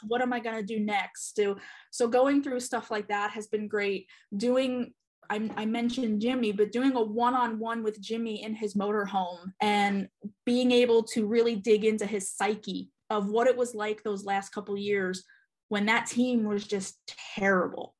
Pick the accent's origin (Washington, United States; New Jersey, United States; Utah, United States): New Jersey, United States; central; moved away as an adult; also born or lived in Charlotte area, North Carolina; now in Charlotte, United States; I am originally from New Jersey, born and raised in uh, central New Jersey